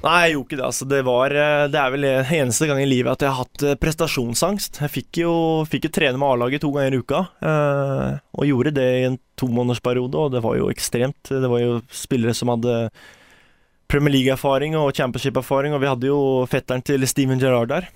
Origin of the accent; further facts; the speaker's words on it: Porsgrunn, Telemark, Norway; moved away; Man hadde fantastisk oppvekst her på vestsida